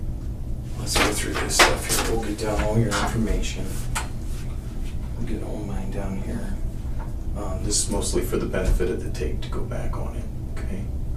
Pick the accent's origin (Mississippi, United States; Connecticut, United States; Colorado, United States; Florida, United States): Colorado, United States; Denver; I grew up in Denver.